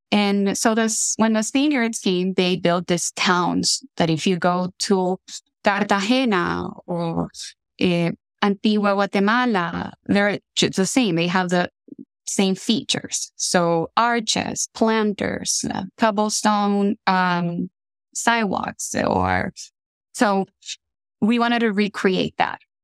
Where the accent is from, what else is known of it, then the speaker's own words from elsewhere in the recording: Tegucigalpa, Francisco Morazán, Honduras; moved away as an adult; also born or lived in Pittsburgh, United States; now in Minnesota, United States; born and raised in Honduras